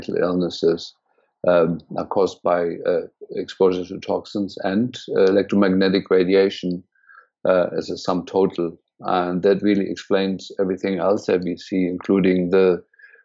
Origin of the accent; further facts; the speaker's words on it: Berlin, Germany; moved away as an adult; also born or lived in India; now in United States; I was born and raised in Germany, in Berlin, actually, and went to medical school